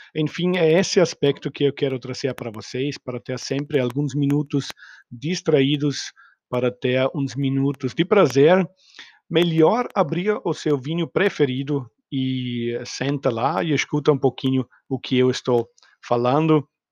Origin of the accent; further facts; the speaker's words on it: Austria; Portuguese is a second language; moved away; eu não sou nativo brasileiro nem português, ah, sou austríaco, nasci no meio dos vinícolas